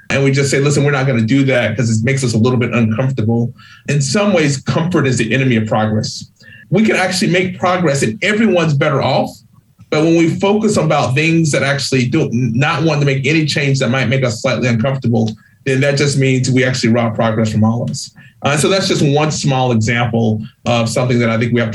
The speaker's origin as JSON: {"language": "English", "region": "Georgia", "country": "United States", "tie": "born or raised there", "moved": "yes", "lives_now": "New England, United States", "said": "I grew up poor in Georgia."}